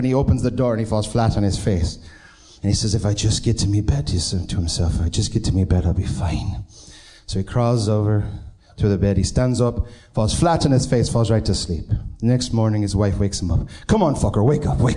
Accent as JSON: {"language": "English", "town": "Binghamton", "region": "New York", "country": "United States", "moved": "yes", "lives_now": "Pittsburgh, United States", "said": "Originally, I'm from Binghamton, New York, but now I live in Pittsburgh"}